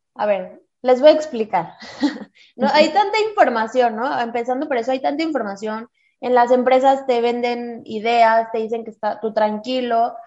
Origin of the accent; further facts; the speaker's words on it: Mexico; Somos mujeres mexicanas